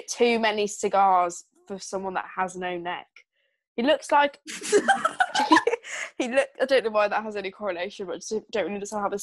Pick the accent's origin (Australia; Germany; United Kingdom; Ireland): United Kingdom; I'm British